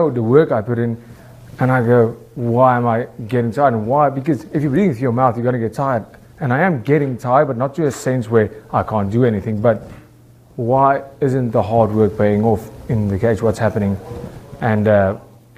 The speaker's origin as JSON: {"language": "English", "country": "South Africa", "said": "I'm from South Africa"}